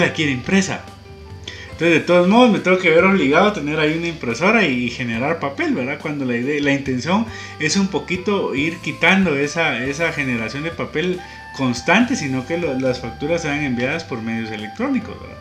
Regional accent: Guatemala; como guatemaltecos

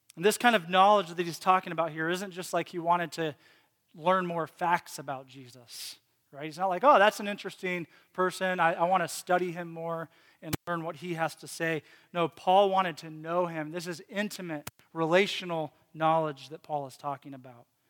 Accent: Lynchburg, Virginia, United States; moved away; I grew up in Virginia, and he lived in Lynchburg as well for, for a p, period of time. That's the town I grew up

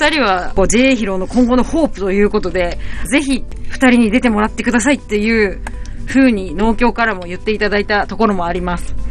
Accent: Hiroo, Hokkaido, Japan; born or raised there

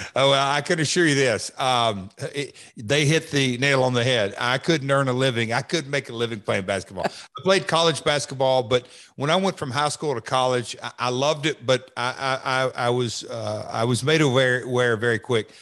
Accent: Hendersonville, Tennessee, United States; it's my hometown. I was born and raised here

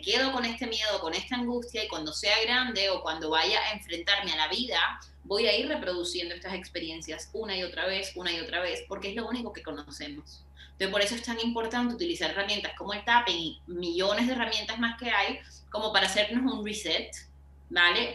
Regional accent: Barranquilla, Atlántico, Colombia; en Barranquilla, mi ciudad natal

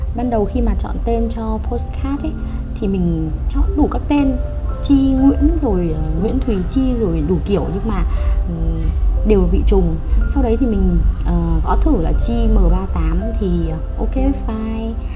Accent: Hanoi, Vietnam; also born or lived in Beijing, China; Sinh ra và lớn lên ở Hà Nội

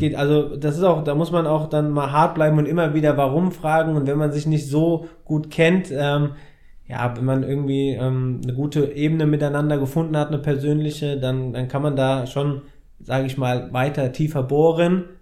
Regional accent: Frankfurt, Hesse, Germany; ich bin Frankfurter Bub, habe seitdem ich drei bin Fußball gespielt

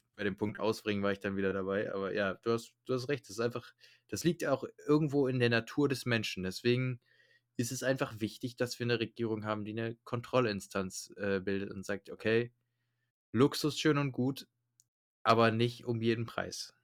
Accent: Germany; bei uns in Deutschland

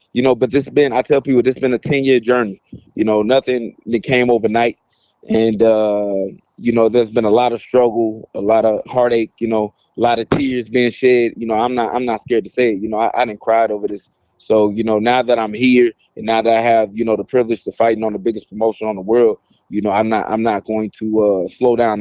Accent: St. Louis, Missouri, United States; I come from Saint Louis

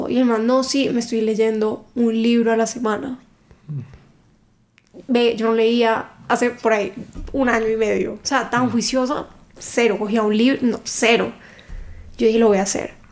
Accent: Cali, Valle del Cauca, Colombia; now in Bogotá, Colombia; Yo soy de Cali

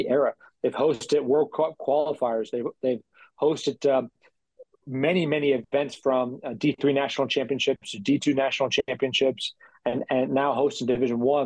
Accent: Tampa, Florida, United States; I grew up in Tampa, Florida

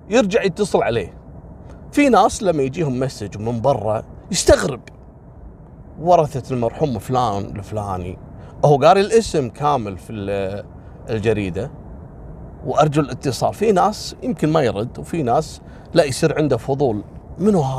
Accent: Kuwait; وكذلك عندنا في الكويت مثل الجهره والحميدي

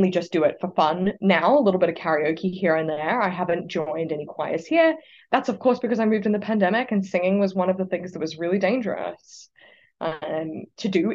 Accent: Australia; moved away as an adult; now in Oxford, United States

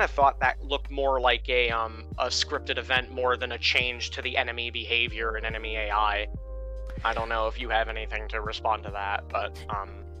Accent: Maine, United States; I'm from Maine

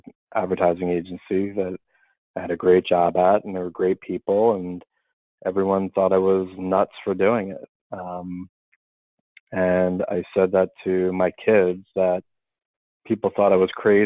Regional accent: Philadelphia, Pennsylvania, United States; moved away as an adult; now in Boston, United States; I'm from Philadelphia, born and bred. I'm always going to be from Philly

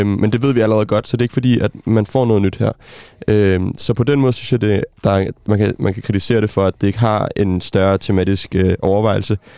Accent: Denmark; som dansker

